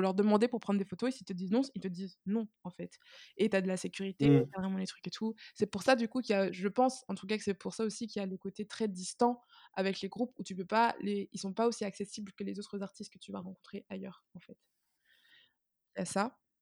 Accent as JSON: {"language": "French", "country": "Martinique", "moved": "yes", "lives_now": "France", "said": "je viens de Martinique. Là-bas, c'est très fermé, culturellement parlant"}